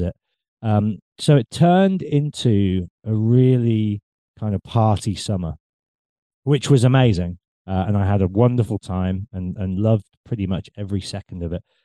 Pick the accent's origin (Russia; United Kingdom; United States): United Kingdom; England; growing up in England, we're a very cynical nation